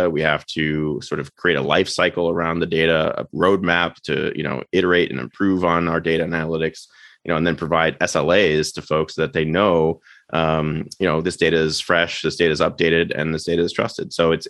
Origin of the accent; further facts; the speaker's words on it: Florida, United States; born there; also born or lived in Maryland / Washington DC / Los Angeles; now in Westchester, United States; I was born in Florida, went to school in Maryland and DC, and then lived in LA for a time.